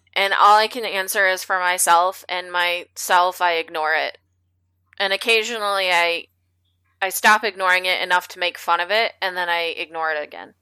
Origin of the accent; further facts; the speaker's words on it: Midwest, United States; I'm from the Midwest, and I went to a super white school, and I grew up in a super white city